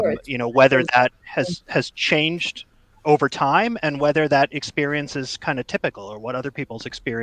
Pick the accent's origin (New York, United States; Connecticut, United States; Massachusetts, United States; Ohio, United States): Massachusetts, United States; Boston; moved away as an adult; also born or lived in Canada; now in Toronto, Canada; I've been living in, I was born in Canada, but I grew up in Boston. I moved to Toronto right after college. So I've been here now for almost 30 years. And I found personally that I identify much more as Canadian at this point.